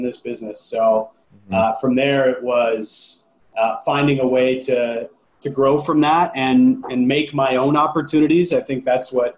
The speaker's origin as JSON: {"language": "English", "town": "Toronto", "region": "Ontario", "country": "Canada", "tie": "born or raised there", "moved": "as an adult", "lives_now": "Vancouver, Canada", "said": "I grew up in Toronto, a little north of the city, a place called Woodbridge, nice little Italian-Canadian community"}